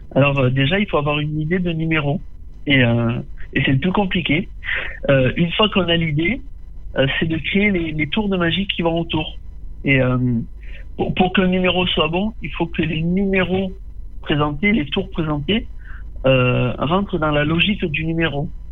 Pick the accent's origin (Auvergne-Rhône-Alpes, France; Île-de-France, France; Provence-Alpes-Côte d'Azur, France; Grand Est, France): Provence-Alpes-Côte d'Azur, France; Tarascon; je suis né et j'ai grandi à Tarascon. Tarascon. Je vis toujours à Tarascon